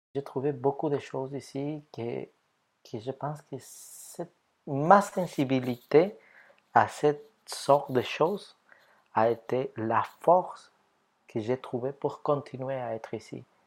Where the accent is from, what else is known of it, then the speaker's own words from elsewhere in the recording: Ecuador; French is a second language; moved away as an adult; now in Canada; Je viens de l'Équateur.